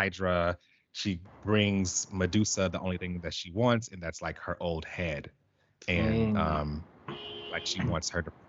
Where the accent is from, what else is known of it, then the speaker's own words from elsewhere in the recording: Chicago, Illinois, United States; my hometown